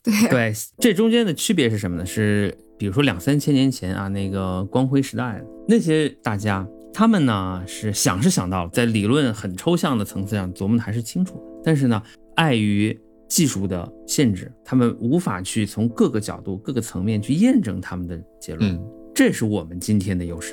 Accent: Qinghai, China; 我是青海人

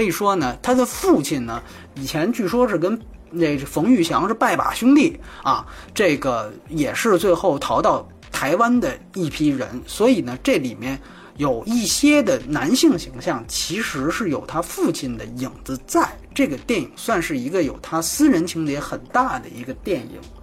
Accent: China; 我是大陆来的

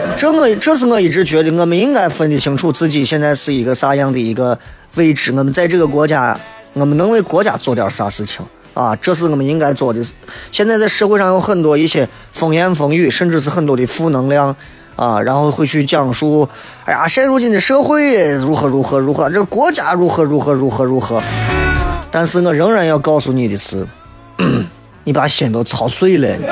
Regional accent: China; 作为一个中国人来讲

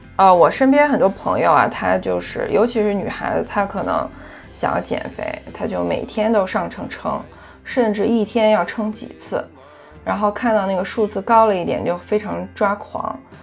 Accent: China; 在我们中国人的饮食习惯当中呢，蛋白质摄入的很少

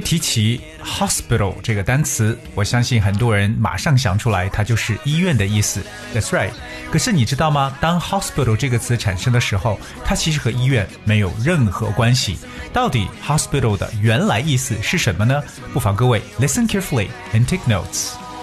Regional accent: China; 我们中国人都特别喜欢的一个

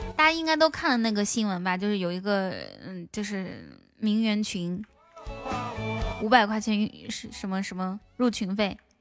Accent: Inner Mongolia, China; moved away; also born or lived in Shanghai; 我是从内蒙古搬到，搬到上海

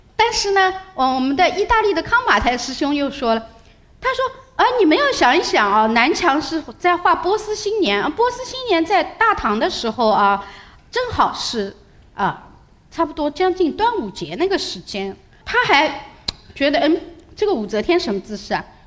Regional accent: China; 我们中国人

